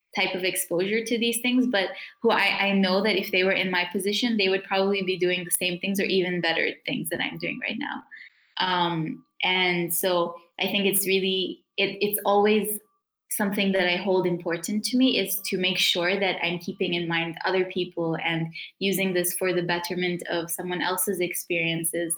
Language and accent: English; South Africa; moved away; the community that I grew up in in South Africa